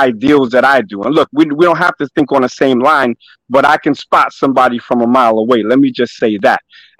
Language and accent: English; New York City, New York, United States; I'm from Brooklyn